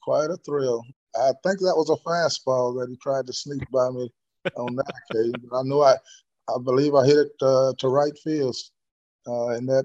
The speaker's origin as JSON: {"language": "English", "town": "Hinesville", "region": "Georgia", "country": "United States", "tie": "born or raised there", "said": "Country boy like me, I thought I would never get out of Hinesville."}